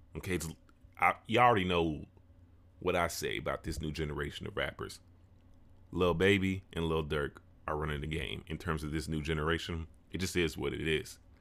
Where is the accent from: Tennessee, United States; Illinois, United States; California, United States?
Illinois, United States; Chicago; this subgenre that was founded in my city, my hometown